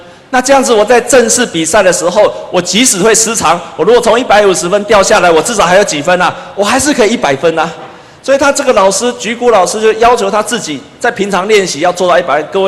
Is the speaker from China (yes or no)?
no; Taiwan; 我就想到我们台湾人一开始做面包跟谁学的？也是跟日本人学的啊。